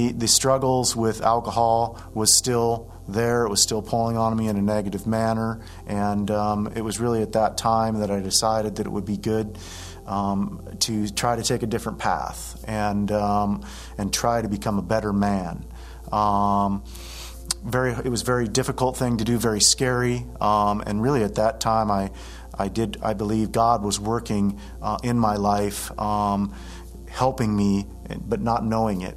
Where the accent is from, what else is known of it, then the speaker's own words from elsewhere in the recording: Washington, United States; moved away as an adult; now in Oregon, United States; I grew up in Washington